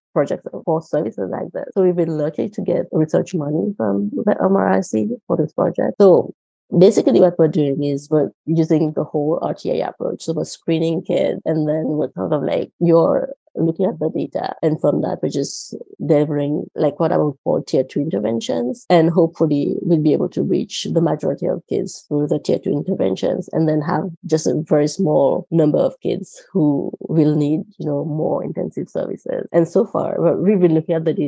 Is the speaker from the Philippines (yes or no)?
no; Rodrigues Island, Mauritius; first language Mauritian Creole; English is a second language; moved away as an adult; also born or lived in Minnesota, United States; I am from Rodrigues Island in the Republic of Mauritius in the Indian Ocean. And I grew up speaking Creole